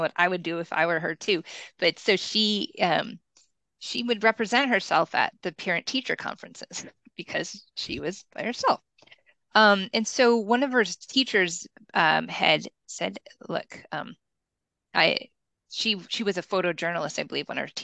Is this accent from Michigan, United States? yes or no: yes; Kalamazoo, Michigan, United States; moved away; also born or lived in San Francisco; I grew up in Kalamazoo, which is equidistant between Chicago and Detroit